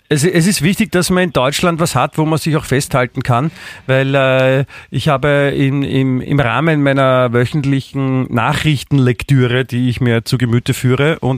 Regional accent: Austria; Nicht nur bei uns in Österreich. Wir haben ja in Österreich zwei ganz tolle Zeitungen

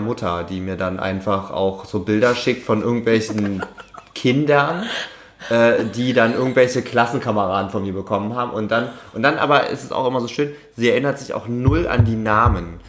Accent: Saxony-Anhalt, Germany; now in Stuttgart, Germany; Sachsen-Anhalt ist ein sehr langweiliges Bundesland

